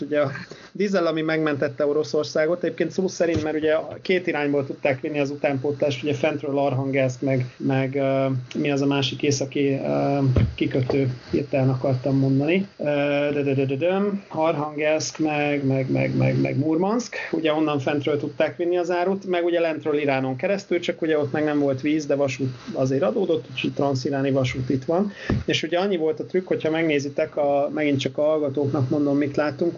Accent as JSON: {"language": "Hungarian", "country": "Hungary"}